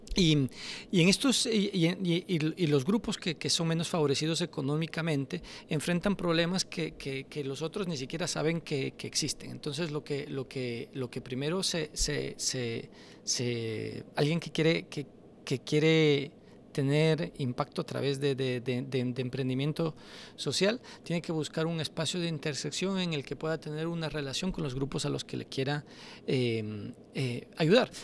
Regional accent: Quito, Pichincha, Ecuador; yo crecí en Toctiuco

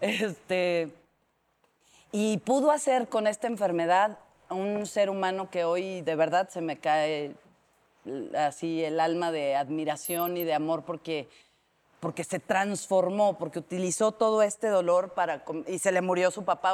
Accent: Mexico City, Mexico; Yo soy de Tlatelolco

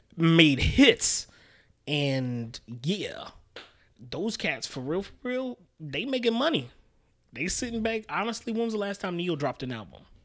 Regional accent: New York City, New York, United States; also born or lived in Albany, New York; I was raised in Queens. I was born in Albany, but was raised in Queens.

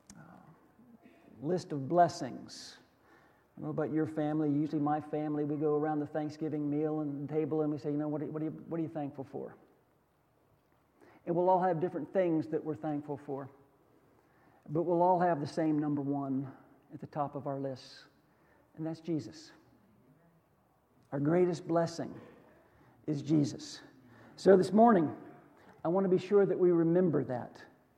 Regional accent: United States; I was born in America

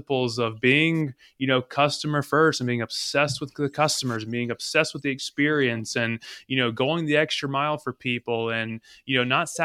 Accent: North Carolina, United States; originally from North Carolina

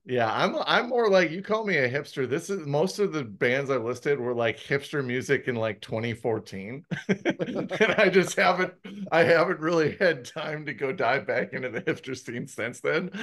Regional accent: Milwaukee, Wisconsin, United States; now in Arizona, United States; I grew up in the Midwest. So I had summer fests back in Milwaukee

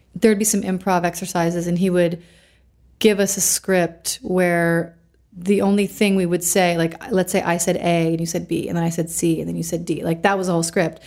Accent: Canandaigua, New York, United States; also born or lived in Rochester, New York / Pennsylvania; I was born in Canandaigua, New York. Canandaigua Lake is one of the Finger Lakes in upstate New York, so close to Rochester, which is where I lived later in life.

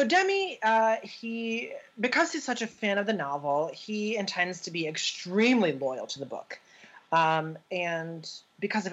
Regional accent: Pittsburgh, Pennsylvania, United States; I'm from Pittsburgh

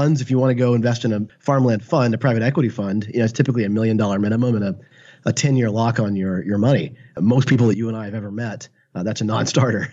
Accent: Arkansas, United States; moved away as an adult; also born or lived in San Francisco; he knew I was from Arkansas

